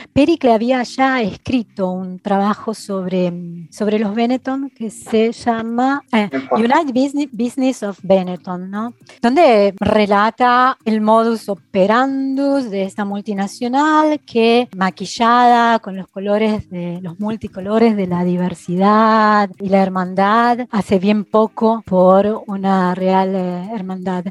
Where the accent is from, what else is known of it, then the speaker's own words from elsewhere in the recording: Argentina; now in Milan, Italy; como argentinos